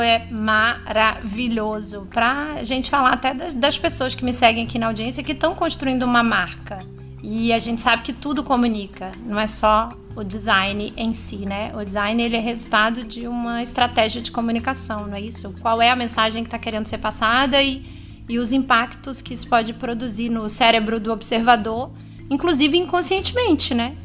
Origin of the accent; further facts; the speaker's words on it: São Luís, Maranhão, Brazil; moved away as an adult; a gente voltou pra minha cidade natal.